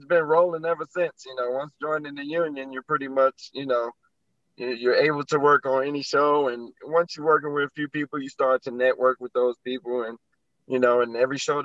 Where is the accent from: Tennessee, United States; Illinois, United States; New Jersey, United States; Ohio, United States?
Illinois, United States; Chicago; Growing up in Chicago